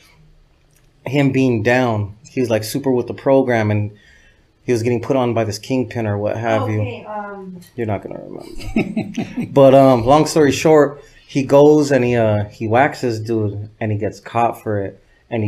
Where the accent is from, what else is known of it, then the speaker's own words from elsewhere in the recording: Los Angeles, California, United States; I grew up in El Sereno, which is the east side of Los Angeles, not to be confused with East LA.